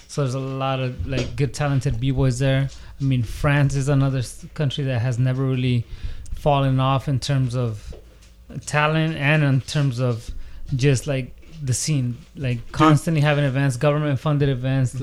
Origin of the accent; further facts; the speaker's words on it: the Bay Area, California, United States; moved away as an adult; now in San Diego, United States; I grew up in the Bay